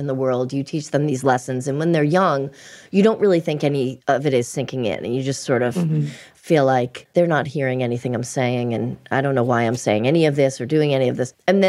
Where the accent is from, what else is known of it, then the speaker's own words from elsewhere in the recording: Boston, Massachusetts, United States; We grew up in Boston.